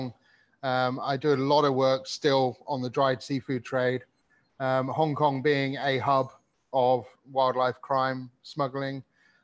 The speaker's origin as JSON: {"language": "English", "country": "Malta", "tie": "born or raised there", "moved": "yes", "said": "I grew up in the Mediterranean."}